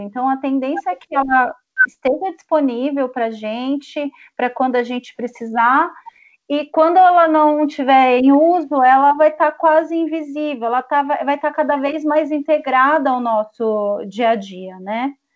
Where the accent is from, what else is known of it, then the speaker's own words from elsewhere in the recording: interior of São Paulo, Brazil; accent: paulista; eu sou do interior de São Paulo